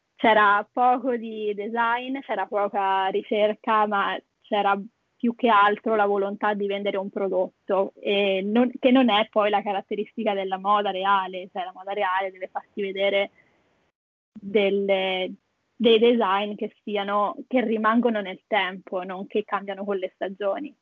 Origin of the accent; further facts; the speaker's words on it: Italy; also born or lived in Perth, Australia; now in Sydney, Australia; che abbiamo in Italia